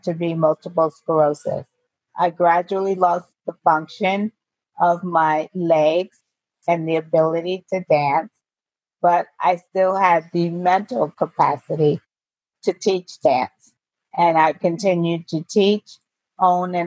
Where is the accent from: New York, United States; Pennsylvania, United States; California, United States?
New York, United States; Poughkeepsie; moved away as an adult; also born or lived in Albany, New York; now in Virginia, United States; I was born in Albany, New York, and raised in Poughkeepsie, New York